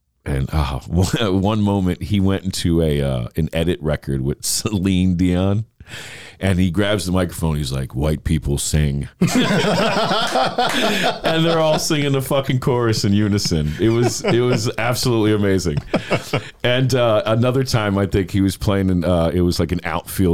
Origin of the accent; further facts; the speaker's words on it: New York, United States; now in Tampa, United States; I'm a New Yorker